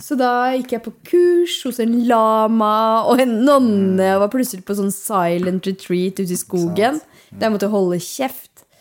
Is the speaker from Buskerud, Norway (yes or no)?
yes; Hallingdal, Buskerud, Norway; Jeg er jo fra Hallingdal.